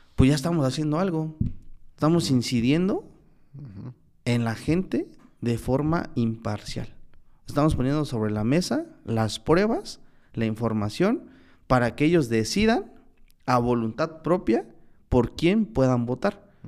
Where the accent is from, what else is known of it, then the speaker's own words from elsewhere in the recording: Tlaxiaco, Oaxaca, Mexico; moved away as an adult; also born or lived in Zacualpan, Tlaxcala / San Miguel el Grande, Oaxaca; yo vine de Tlajiaco